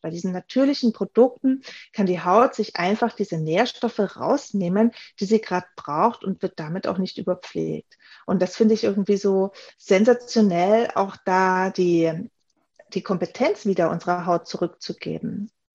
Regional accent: Germany; moved away as an adult; also born or lived in Graz; now in Vienna, Austria; Ich bin hier in Wien zu Hause. Ich komme eigentlich aus Deutschland, wie viele hören

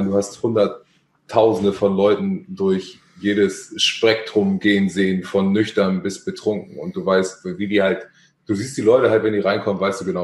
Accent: Hamburg, Germany; Ja. Born and raised.

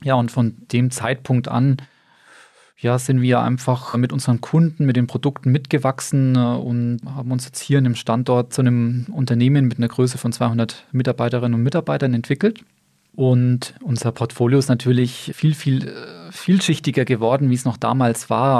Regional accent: Bamberg, Bavaria, Germany; also born or lived in Stuttgart; gebürtiger Bamberger, verheiratet und Vater dreier Kinder. Ja, und mein Werdegang ist eigentlich auch sehr überschaubar. Bin hier in Bamberg zur Schule gegangen

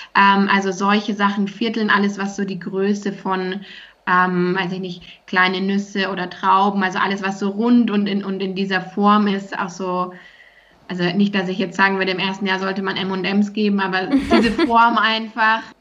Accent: Germany; bei uns in Deutschland

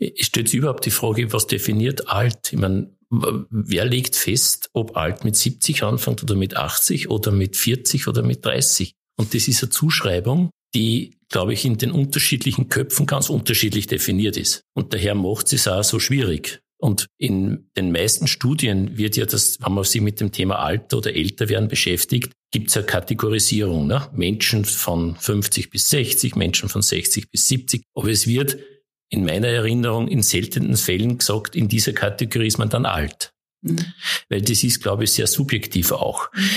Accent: Mühlviertel, Upper Austria, Austria; Ich, ich komme aus dem Müllviertel ursprünglich auch noch

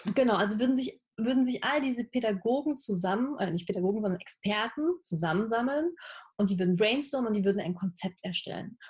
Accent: Halle, Saxony-Anhalt, Germany; moved away as an adult; also born or lived in Berlin; now in Leipzig, Germany; Ich bin äh, in Halle aufgewachsen, also in der Nähe von Leipzig äh, in Ostdeutschland

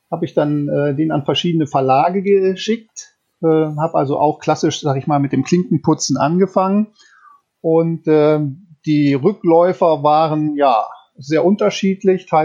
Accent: North Rhine-Westphalia, Germany; Äh, tatsächlich aufgewachsen bin ich allerdings im Bergischen Land, also in der Nähe 50 Kilometer von Köln. Und dort bin ich auch zur Schule gegangen.

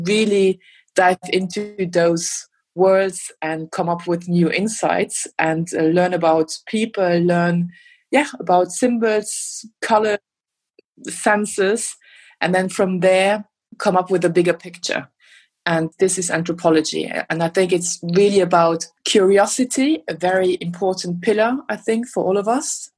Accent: Luxembourg; now in Berlin, Germany; I'm originally from Luxembourg

